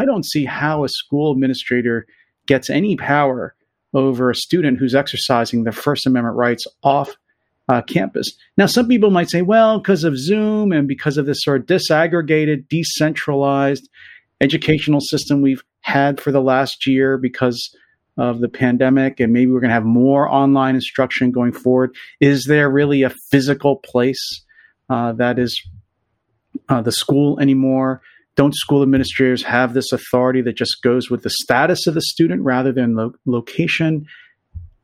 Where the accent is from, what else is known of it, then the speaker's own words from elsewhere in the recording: Pennsylvania, United States; I'm from Pennsylvania